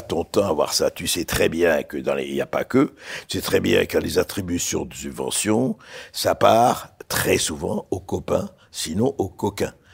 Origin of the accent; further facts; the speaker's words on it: Beirut, Beirut Governorate, Lebanon; now in France; je suis né à Beyrouth j'ai grandi à Beyrouth